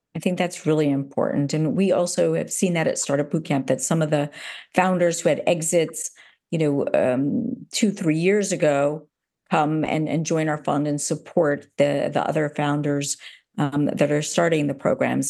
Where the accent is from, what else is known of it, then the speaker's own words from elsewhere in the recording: United States; now in Amsterdam, Netherlands; being an American here, living in, in Amsterdam